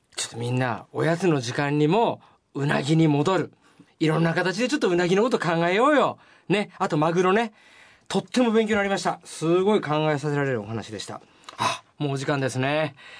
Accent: Toyama, Japan; 僕のふるさと富山県なんですけど

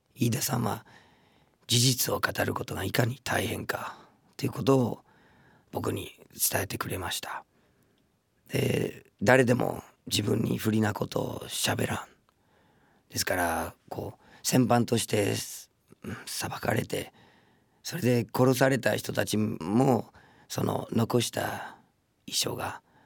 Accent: United States; now in Japan; 僕の母国のアメリカ合衆国

